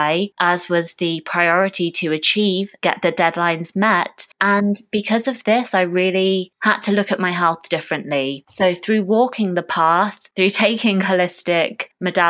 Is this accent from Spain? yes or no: no; United Kingdom; I was born and raised in the UK.